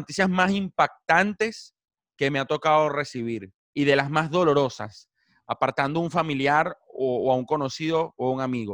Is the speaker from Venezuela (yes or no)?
yes; Caracas, Capital District, Venezuela; moved away as an adult; now in Buenos Aires, Argentina; En Venezuela crecí siendo el Caracas Fútbol Club, obviamente soy caraqueño